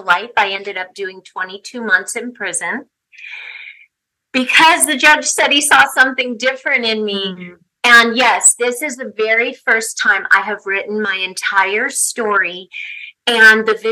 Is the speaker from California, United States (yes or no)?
yes; Southern California, United States; also born or lived in Ensenada, Mexico; I grew up in Southern California